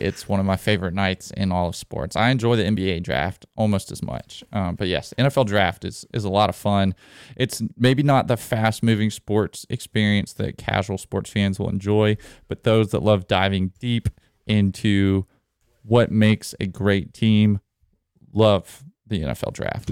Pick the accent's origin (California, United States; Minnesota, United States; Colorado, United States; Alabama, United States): Alabama, United States; grew up in Alabama